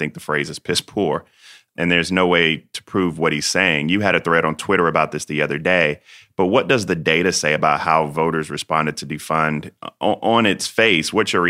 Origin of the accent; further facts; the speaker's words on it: South Carolina, United States; I'm from South Carolina as well.